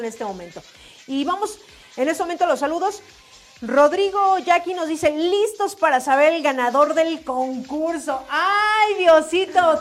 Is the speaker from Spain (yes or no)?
no; Mexico